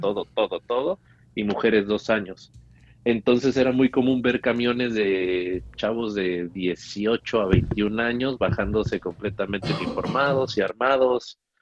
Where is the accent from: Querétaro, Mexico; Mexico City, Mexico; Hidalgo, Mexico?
Hidalgo, Mexico; Pachuca; moved away as an adult; now in United States; soy de Pachuca, Pachuca Hidalgo